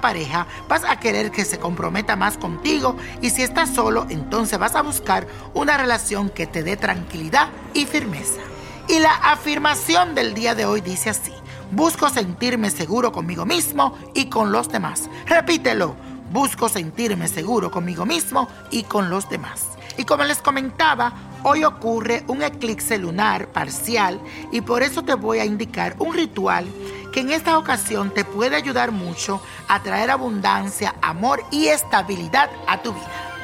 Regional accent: Dominican Republic; en mi país, República Dominicana

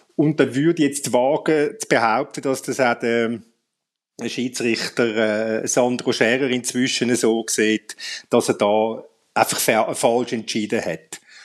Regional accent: Zurich, Switzerland; als Zürcher

